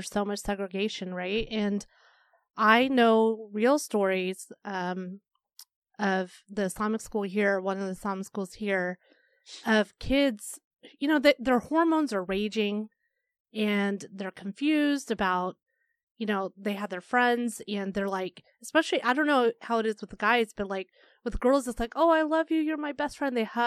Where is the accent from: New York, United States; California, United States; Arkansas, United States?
Arkansas, United States; now in Chicago, United States; I grew up in Arkansas